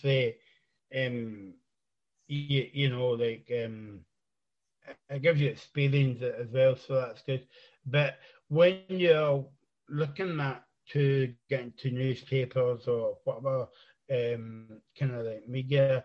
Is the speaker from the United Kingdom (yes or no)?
yes; East Renfrewshire, Scotland, United Kingdom; I'm from East Renfrewshire, just kind of like outside Glasgow